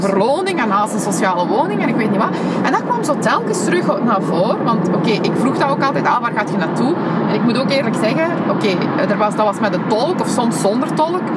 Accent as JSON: {"language": "Dutch", "town": "Genk", "region": "Flanders", "country": "Belgium", "tie": "born or raised there", "also_born_or_lived": "Antwerp", "said": "ik ben opgegroeid in Genk"}